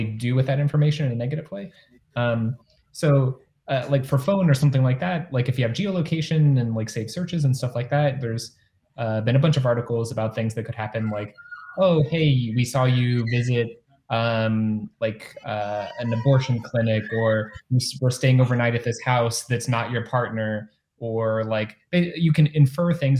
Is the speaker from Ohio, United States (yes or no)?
yes; Ohio, United States; moved away as an adult; also born or lived in Cleveland, Ohio; now in San Francisco Bay Area, United States; I grew up in the Midwest, largely in Ohio